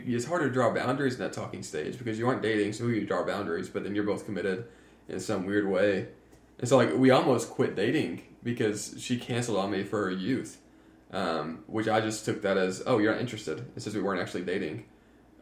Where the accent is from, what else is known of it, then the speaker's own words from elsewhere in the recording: Knoxville, Tennessee, United States; I'm from Knoxville.